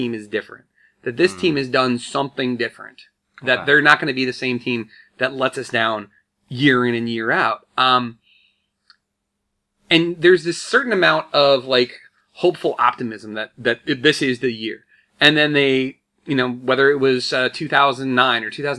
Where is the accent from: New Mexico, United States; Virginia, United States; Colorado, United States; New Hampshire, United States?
Virginia, United States; Woodbridge; We're both from Woodbridge, actually, originally, Woodbridge, Virginia. So we grew up with the DC sports